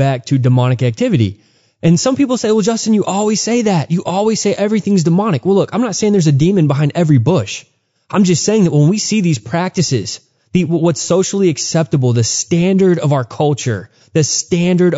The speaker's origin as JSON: {"language": "English", "region": "Texas", "country": "United States", "tie": "born or raised there", "said": "growing up in Texas, there was tons of Mexican pride"}